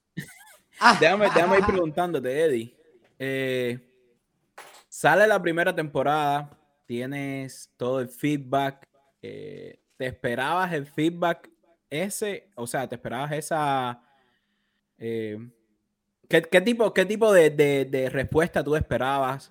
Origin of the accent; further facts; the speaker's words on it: Cuba; como decimos en cubano